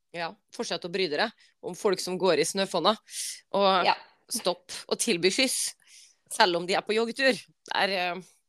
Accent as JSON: {"language": "Norwegian", "region": "Western Norway", "country": "Norway", "moved": "yes", "said": "For som vestlending"}